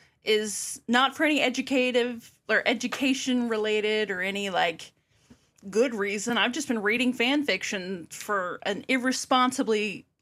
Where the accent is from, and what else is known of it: Missouri, United States